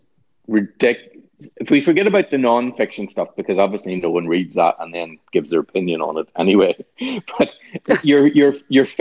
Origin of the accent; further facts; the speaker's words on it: Northern Ireland, United Kingdom; now in Ireland; I know that I'm from the North, and I'm still an outsider